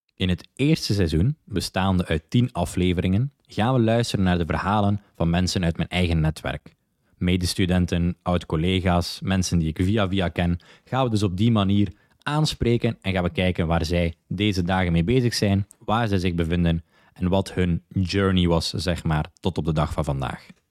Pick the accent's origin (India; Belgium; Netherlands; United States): Belgium; Zottegem, Flanders; moved away as an adult; also born or lived in London / Dublin / Lisbon / Prague; now in Barcelona, Spain; ik ben van Zottegem, België en ik woon ondertussen al meer dan vijf jaar in het buitenland